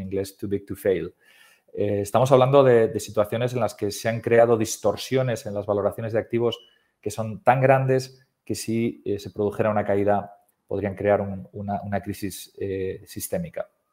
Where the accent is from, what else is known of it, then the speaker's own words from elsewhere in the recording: Spain; soy español